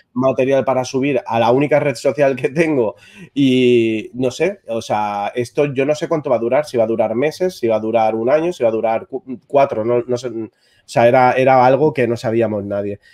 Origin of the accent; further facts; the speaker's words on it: Barcelona, Catalonia, Spain; soy de Barcelona, soy un fotógrafo de moda